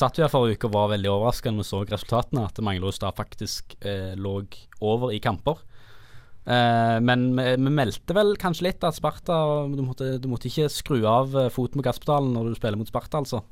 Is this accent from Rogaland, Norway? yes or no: yes; Stavanger, Rogaland, Norway; jeg er fra Svanger